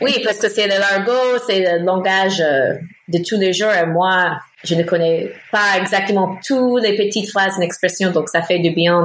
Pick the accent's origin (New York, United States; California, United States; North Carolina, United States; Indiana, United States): North Carolina, United States; accent: American; French is a second language; moved away as an adult; now in Paris, France; Je suis américaine à l'origine. je viens de Caroline du Nord